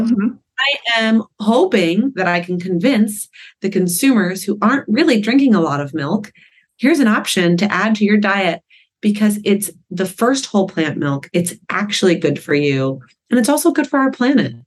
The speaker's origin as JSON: {"language": "English", "town": "Malibu", "region": "California", "country": "United States", "tie": "born or raised there", "said": "growing up in Malibu"}